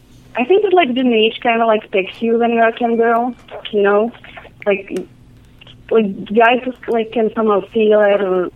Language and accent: English; Czechia; English is a second language; moved away; I'm from Czech Republic.